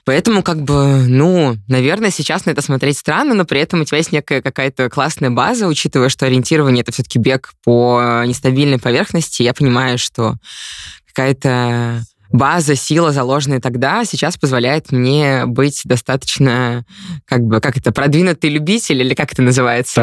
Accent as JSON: {"language": "Russian", "town": "Ufa", "region": "Bashkortostan", "country": "Russia", "said": "я из Уфы"}